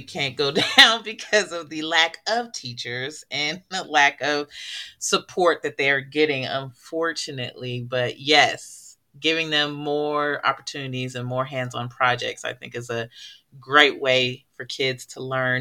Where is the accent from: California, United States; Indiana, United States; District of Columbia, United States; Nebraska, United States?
California, United States; Oakland; I'm from Oakland, California